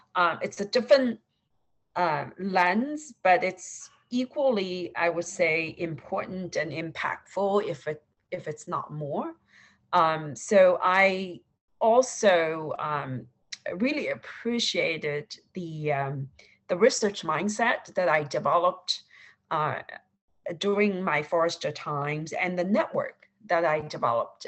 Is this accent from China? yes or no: yes; Suzhou, Jiangsu, China; moved away as an adult; also born or lived in Shanghai, China / Pennsylvania, United States; now in United States; I grew up uh, in Suzhou, China, which is a, uh, a um, by Ch- Chinese standards, uh, a small city